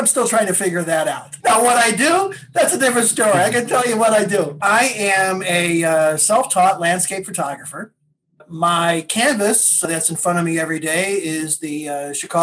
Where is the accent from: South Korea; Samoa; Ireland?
Ireland; Wexford, Leinster; moved away; I was born in Ireland. So I'm not from the U.S. And I was born in a small town in the southeast portion of Ireland.